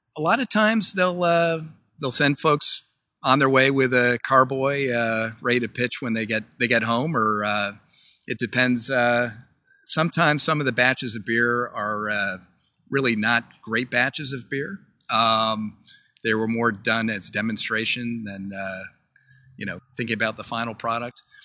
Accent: Vermont, United States; We're from Vermont

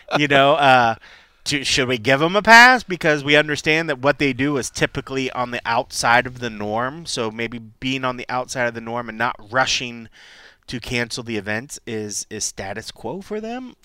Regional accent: Columbus, Ohio, United States; now in Las Vegas, United States; Columbus is being my hometown

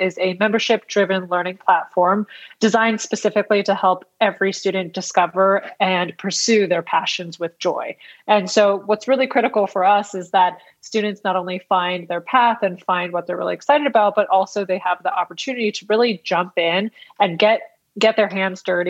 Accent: Palo Alto, California, United States; I grew up in Palo Alto, which is a notoriously competitive and intense school district

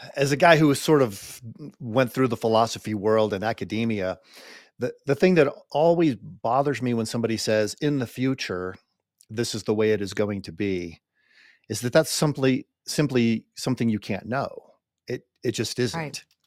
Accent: United States; we we Americans appreciate about being an American

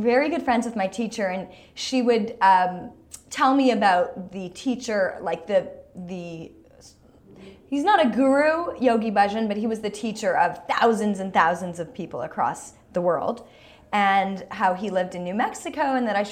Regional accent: Toronto, Ontario, Canada; So I grew up in Toronto and I went to high school, at an art school, Claude Watson, which was up in North York

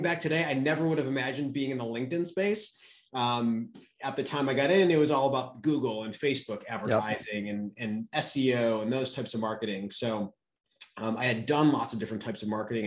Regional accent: New York, United States; now in Austin, United States; I'm originally from New York

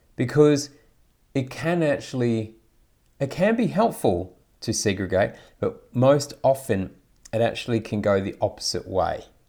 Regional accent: New Zealand; also born or lived in Taiwan / Saudi Arabia / Thailand; now in Australia; I grew up in New Zealand, and have lived in five different countries, including Taiwan, Saudi Arabia, Thailand, and, and obviously now Australia.

